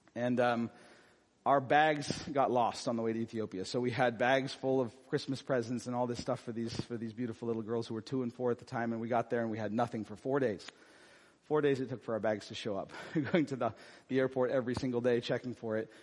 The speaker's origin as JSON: {"language": "English", "country": "United States", "said": "my identity as an American citizen"}